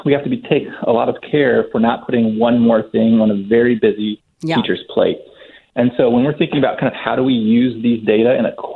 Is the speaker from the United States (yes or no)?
yes; Ohio, United States; also born or lived in Germany / Florida; Ohio, but Germany before